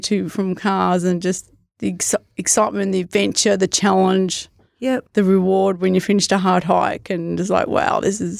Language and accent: English; Morwell, Victoria, Australia; where I grew up in Morwell. I'd hike Yarra Valley, Tarra Valley, Wall.